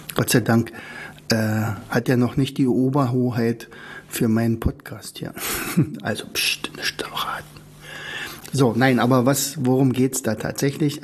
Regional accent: Germany; ich bin natürlich in der DDR aufgewachsen

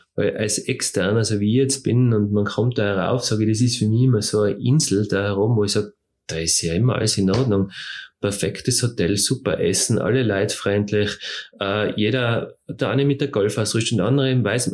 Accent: Tyrol, Austria; bei uns in Tirol

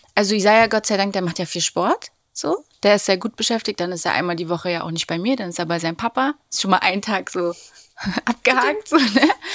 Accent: Berlin, Germany; wir sind aus Berlin

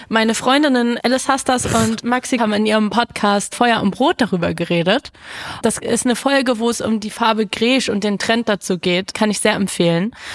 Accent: Berlin, Germany; mich als Berlinerin

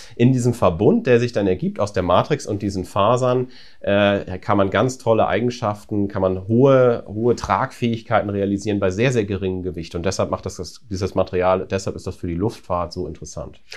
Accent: Apensen, Lower Saxony, Germany; also born or lived in Braunschweig / Indiana, United States; ich bin aufgewachsen tatsächlich in Apensen bei Buxtehude

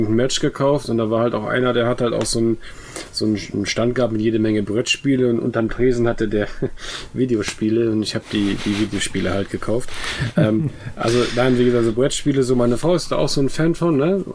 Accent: West Germany, Germany; Nein, ich, ich komme ich komm aus Westdeutschland.

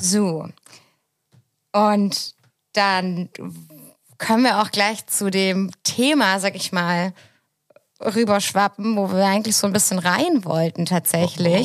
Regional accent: Southern Germany, Germany; now in Hamburg, Germany; so als süddeutsche Kartoffel wie ich

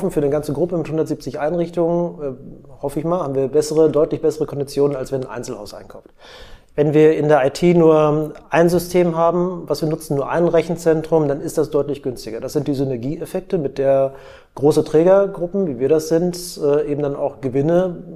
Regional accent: Schleswig-Holstein, Germany; Ich bin auch Schleswig-Holsteiner.

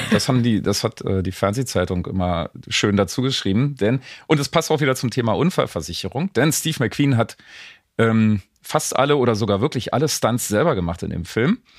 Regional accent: East Germany, Germany; bei uns in der DDR

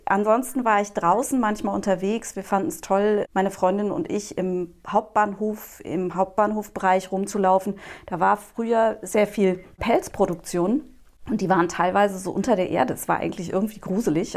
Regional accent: Frankfurt, Hesse, Germany; moved away as an adult; also born or lived in Berlin / Neu-Isenburg / Dreieich; now in Nierstein, Germany; ich bin im Frankfurter Westend aufgewachsen und das ist einfach ganz zentral.

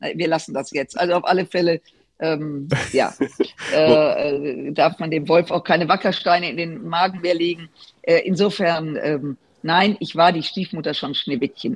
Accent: Germany; als Deutsche, als Europäerinnen

